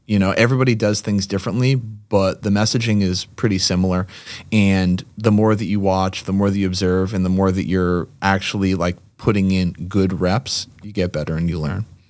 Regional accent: Lexington, Massachusetts, United States; also born or lived in Amherst, Massachusetts / Brighton, Massachusetts; born and raised Lexington, Massachusetts, went to UMass Amherst, and now, uh, live in Massachusetts

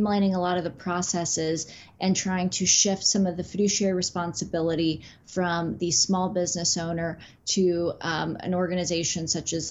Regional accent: Midwest, United States; moved away as an adult; also born or lived in West Coast; I'm originally from the Midwest and made my way to the West Coast for law school, and then have never made my way back to the Midwest

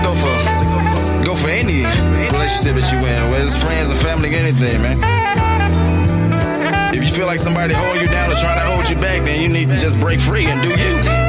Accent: West Palm Beach, Florida, United States; also born or lived in Chicago / Brooklyn, New York; where I'm from. Shit, I'm from West Palm Beach. I was born in Chicago.

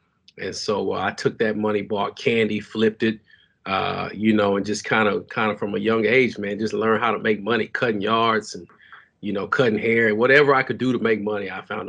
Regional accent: Dallas, Texas, United States; I'm born and raised in Dallas, Texas, man. Pleasant Grove, to be exact. You know, I got to put that out there, you know, saying, yeah. So I'm from the Grove.

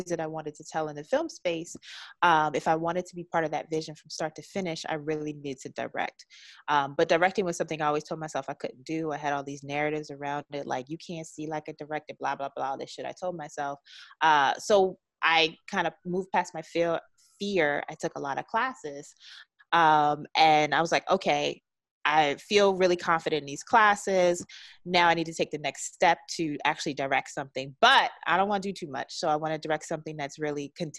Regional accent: Baltimore, Maryland, United States; also born or lived in Washington, D.C.; now in Los Angeles, United States; I'm from Baltimore.

